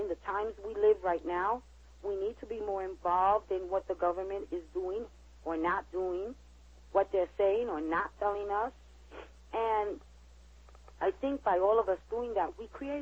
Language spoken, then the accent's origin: English; New York City, New York, United States; born and raised in New York City